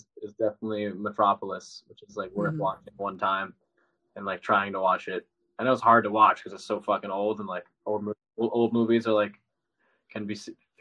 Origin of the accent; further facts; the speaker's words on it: New York, United States; I'm Italian and I'm from New York